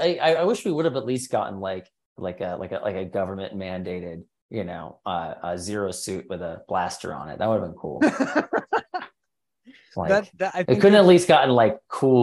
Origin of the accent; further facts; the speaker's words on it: Midwest, United States; now in Los Angeles, United States; I grew up in the Midwest